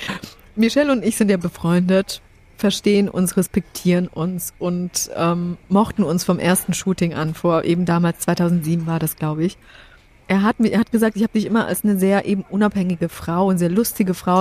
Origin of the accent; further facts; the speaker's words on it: Germany; German is a second language; also born or lived in Poland; musste ich die deutsche Sprache erlernen mit neun